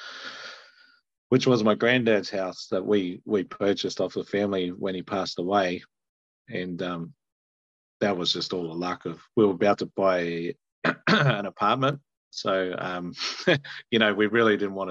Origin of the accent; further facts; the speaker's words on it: Sydney, New South Wales, Australia; moved away as an adult; now in Hawke's Bay, New Zealand; I'm from Sydney, Australia, which is a bit unusual in New Zealand to be a farmer from Sydney, Australia. And but that's where I grew up.